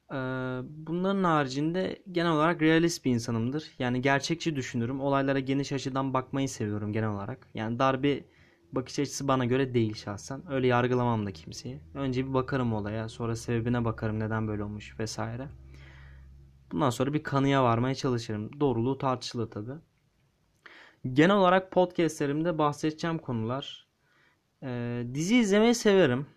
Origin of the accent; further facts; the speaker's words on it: Istanbul, Turkey; İstanbulluyum dedim. Evet. İstanbul'da yaşıyorum. Doğduğumdan beri buradayım.